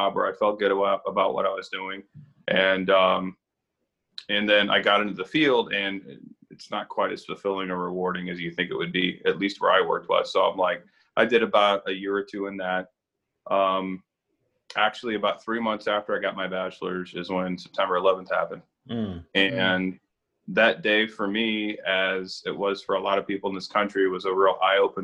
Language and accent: English; northeastern Indiana, United States; moved away as an adult; also born or lived in Florida; I'm from the Midwest, and northeastern Indiana